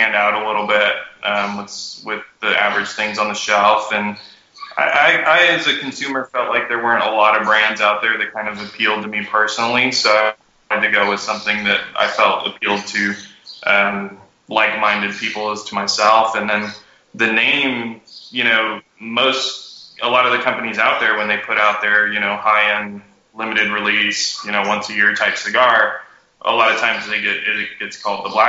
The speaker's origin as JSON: {"language": "English", "town": "Austin", "region": "Texas", "country": "United States", "also_born_or_lived": "Guatemala / Africa", "moved": "as an adult", "lives_now": "Nicaragua", "said": "I'm originally from Austin, Texas"}